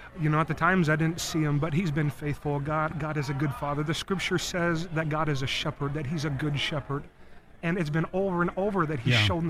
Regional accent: Cambridge, Minnesota, United States; moved away; I grew up in Cambridge, Minnesota

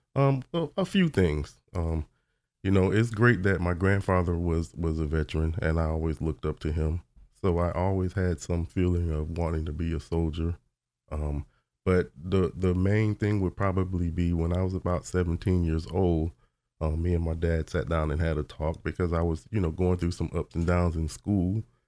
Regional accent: Orlando, Florida, United States; I was born in Orlando, Florida.

